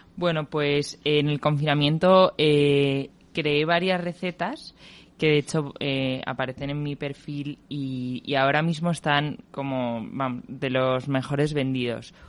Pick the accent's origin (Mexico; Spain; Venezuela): Spain; Madrid, Community of Madrid; yo nací y estudié en Madrid